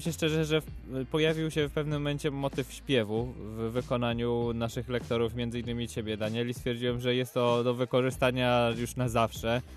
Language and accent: Polish; Łódź, Łódź Voivodeship, Poland; jesteśmy chłopaki z Łodzi.